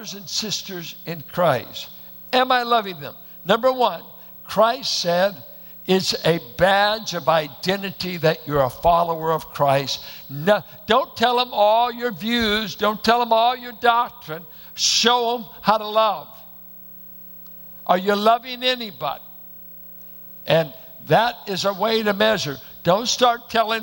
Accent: Richmond, California, United States; I went to a church that looked like it was planted in the hills of Oklahoma. Bunch of Arkies and Midwesterners in South Richmond.

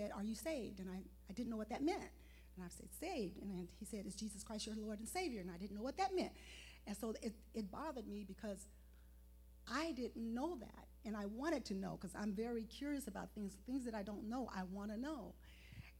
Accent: Chicago, Illinois, United States; moved away as an adult; now in California, United States; I'm from Chicago.

